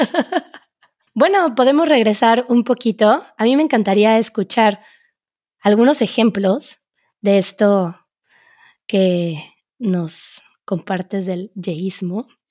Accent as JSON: {"language": "Spanish", "country": "Mexico", "first_language": "Spanish", "said": "siendo el español mi idioma, mi lengua materna, ocupara ese sonido y le dije, pues claro, soy mexicana"}